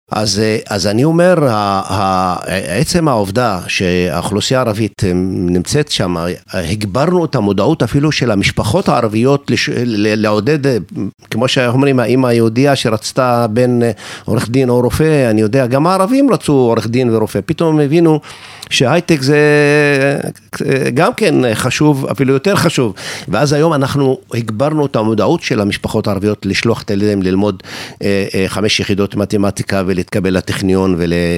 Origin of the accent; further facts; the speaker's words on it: Israel; כצעיר דרוזי בישראל